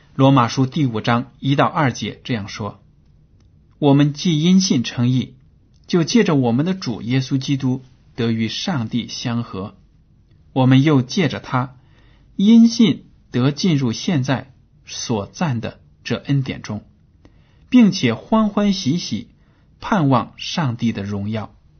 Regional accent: China; 我们中国人呢 对鲜血看得很重

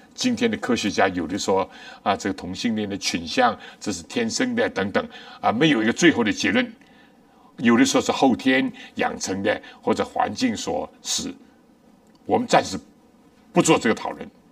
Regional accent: China; 我们中国人

